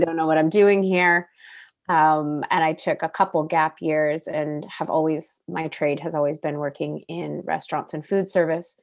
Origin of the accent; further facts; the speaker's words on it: Oregon, United States; moved away as an adult; now in British Columbia, Canada; I'm originally from Oregon and, uh, and grew up there with my family.